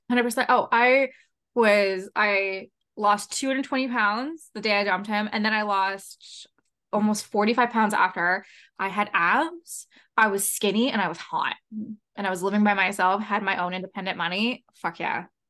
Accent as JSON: {"language": "English", "town": "London", "region": "Ontario", "country": "Canada", "tie": "born or raised there", "said": "I was born in London, Ontario"}